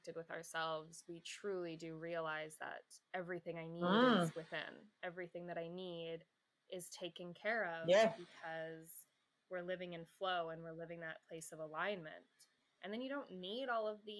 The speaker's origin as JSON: {"language": "English", "country": "Canada", "said": "I'm Canadian"}